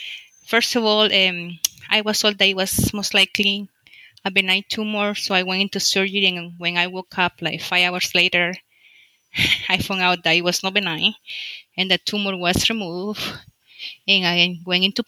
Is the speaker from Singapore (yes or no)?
no; El Salvador; moved away as an adult; now in United States; I am from El Salvador. In El Salvador, I work, I graduate a physician in specialty family medicine. Then I came to the United States